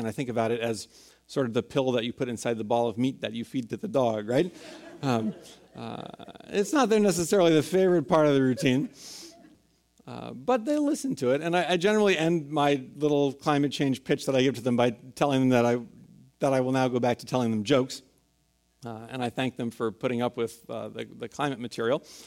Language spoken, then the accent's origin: English; San Francisco, California, United States; born or raised there